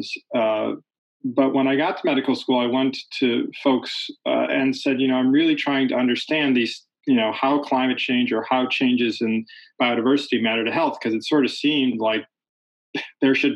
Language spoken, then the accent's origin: English; Chicago, Illinois, United States; Chicago's my hometown